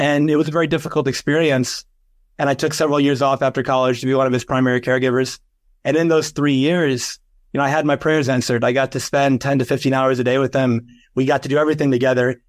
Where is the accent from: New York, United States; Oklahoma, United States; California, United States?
New York, United States; I'm from New York, and I went to a college in Fordham University in the Bronx